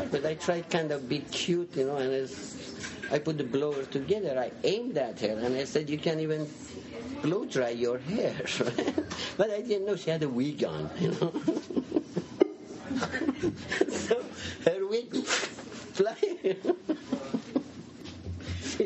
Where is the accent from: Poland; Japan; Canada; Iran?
Iran; also born or lived in Seattle, United States; now in Portland, United States; I was born in 1965 in Iran. I was a fairly major city of 500,000 people. I had never seen coffee before I left Iran